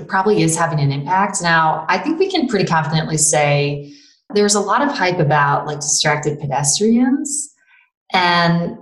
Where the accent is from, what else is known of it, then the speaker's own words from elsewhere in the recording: Toledo, Ohio, United States; I'm actually from Toledo